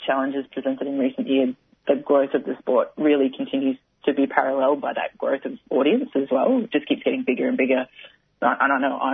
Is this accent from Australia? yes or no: yes; Brisbane, Queensland, Australia; moved away as an adult; now in Melbourne, Australia; So I played footy as a kid growing up in Brisbane